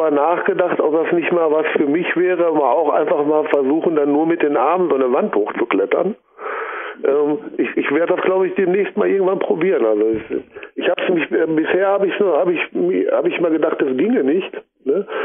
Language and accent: German; Recklinghausen, North Rhine-Westphalia, Germany; Ne, ich komme aus Recklinghausen.